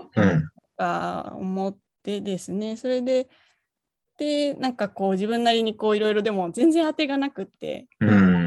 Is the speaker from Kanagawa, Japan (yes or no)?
yes; Kanagawa, Japan; now in Kiryu, Japan; 生まれは神奈川なんですけど、今、あの、桐生の